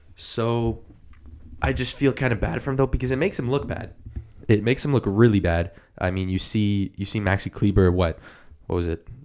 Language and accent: English; Canada; We're Canadian